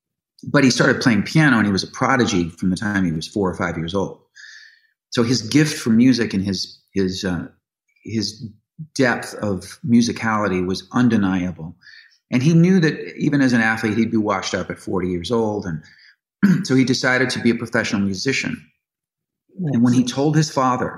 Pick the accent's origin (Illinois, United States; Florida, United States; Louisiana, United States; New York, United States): Illinois, United States; Chicago; born or raised there; moved away as an adult; also born or lived in Los Angeles